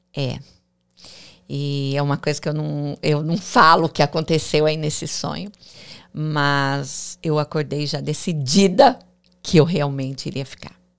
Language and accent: Portuguese; interior of São Paulo, Brazil; moved away as an adult; also born or lived in Alphaville, Brazil; now in Miami, United States; eu sou do interior de São Paulo